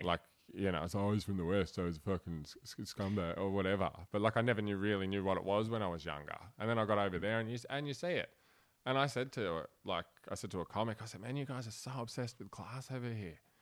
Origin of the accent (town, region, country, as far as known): Blacktown, New South Wales, Australia; born or raised there; accent: broad Australian; also born or lived in Cologne, Germany